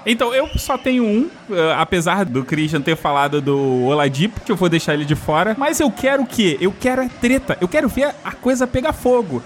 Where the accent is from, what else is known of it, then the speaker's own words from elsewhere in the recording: Rio de Janeiro, Brazil; eu sou carioca